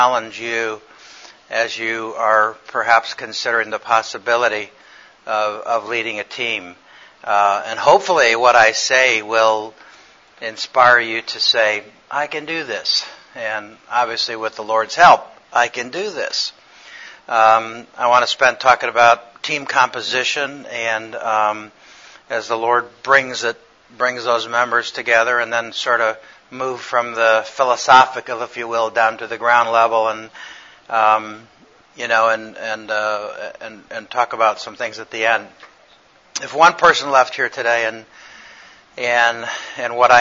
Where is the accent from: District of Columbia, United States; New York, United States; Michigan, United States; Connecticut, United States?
Connecticut, United States; I work in cardiac surgery in Connecticut. I'm from Connecticut.